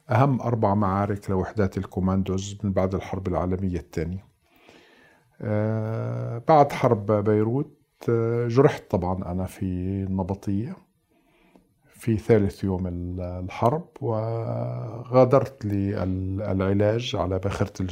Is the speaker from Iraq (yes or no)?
no; Nablus, West Bank, Palestine; تقاسم كل يعني عائلتين ثلاثة منزل وهكذا يعني نشأت في في نابلس بعد النكبة